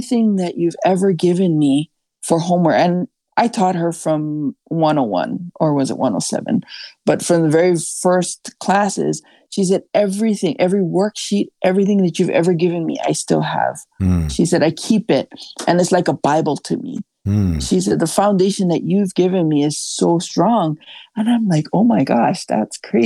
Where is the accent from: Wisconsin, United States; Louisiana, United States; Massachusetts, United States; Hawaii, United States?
Hawaii, United States; Kauai; my hometown on Kauai